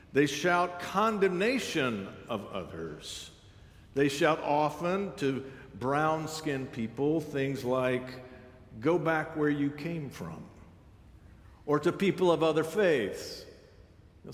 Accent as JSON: {"language": "English", "country": "United States", "said": "I'm American"}